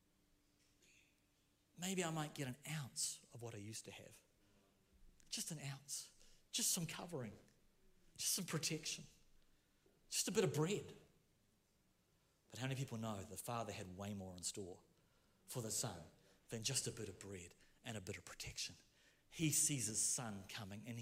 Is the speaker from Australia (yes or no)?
no; Rotorua, Bay of Plenty, New Zealand; I'm from Rotorua